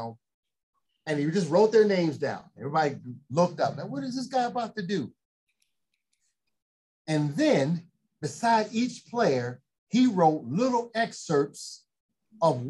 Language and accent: English; Chicago, Illinois, United States; now in Los Angeles, United States; I'm born and raised in Chicago. Proud of it.